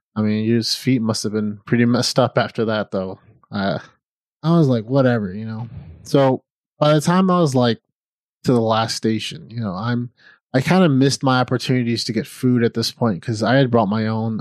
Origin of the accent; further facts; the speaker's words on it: Midwest, United States; moved away as an adult; I'm from the Midwest, and when I was eighteen, I didn't know what I wanted to do with my life. So, I joined the Navy